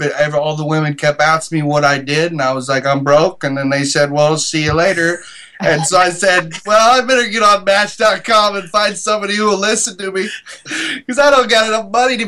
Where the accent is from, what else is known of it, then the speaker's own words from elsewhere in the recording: Goldendale, Washington, United States; moved away as an adult; now in Los Angeles, United States; I'm from a little town of Goldendale, Washington, about 3,200 people. And a place where you know everybody's dog's name.